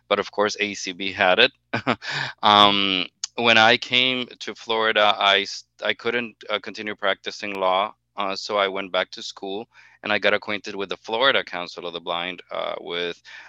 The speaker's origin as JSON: {"language": "English", "country": "Honduras", "moved": "yes", "lives_now": "Miami, United States", "said": "I am originally from Honduras, naturalized citizen, very proud naturalized citizen actually, and been living here for the past 18 years in Miami."}